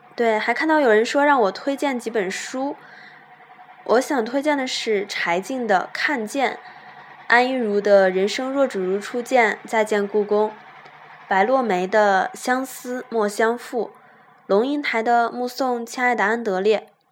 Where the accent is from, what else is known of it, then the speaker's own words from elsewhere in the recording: Shanxi, China; 他听出了我是山西人